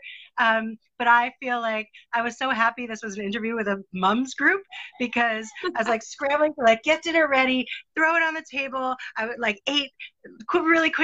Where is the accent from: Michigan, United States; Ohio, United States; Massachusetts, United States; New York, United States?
New York, United States; New York City; now in New Zealand; I grew up in New York City, and we lived in an apartment building